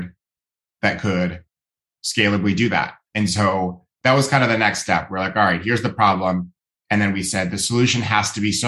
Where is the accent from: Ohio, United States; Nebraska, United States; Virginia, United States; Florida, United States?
Ohio, United States; now in California, United States; I grew up in Ohio